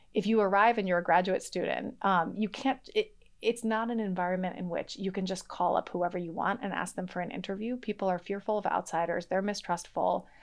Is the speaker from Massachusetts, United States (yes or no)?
yes; Boston, Massachusetts, United States; first language English; also born or lived in Mexico; I grew up in Boston, in the Boston area, um, in a monolingual English household